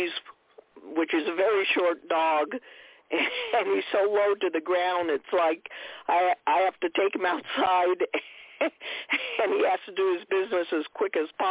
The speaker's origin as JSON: {"language": "English", "town": "Saranac Lake", "region": "New York", "country": "United States", "tie": "born or raised there", "said": "I was born and raised in Saranac Lake, New York, which is in the Adirondack Park"}